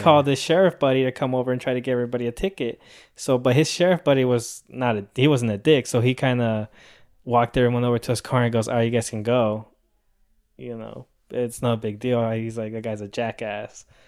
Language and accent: English; Rancho Santa Margarita, California, United States; also born or lived in Mexico; I grew up in Rancho Santa Margarita